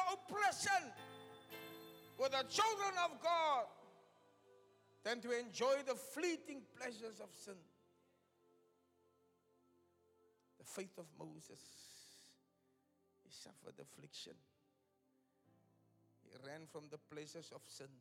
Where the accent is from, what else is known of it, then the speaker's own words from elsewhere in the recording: Cape Town, Western Cape, South Africa; moved away as an adult; also born or lived in Delft / Upington; My hometown where I come from, Elsies